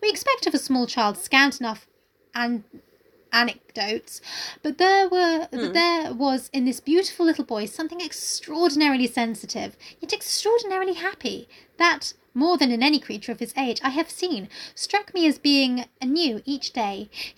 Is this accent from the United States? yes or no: no; United Kingdom; Oh, I mean, that's just a rule of being British.